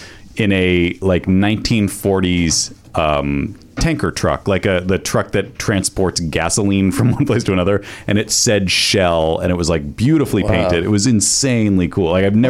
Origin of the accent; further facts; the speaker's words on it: East Coast, United States; moved away; Because I'm from the East Coast, too.